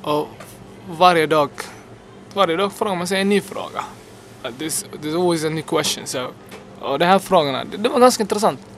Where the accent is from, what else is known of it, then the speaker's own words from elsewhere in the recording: Finland; jag har passen och jag är finländare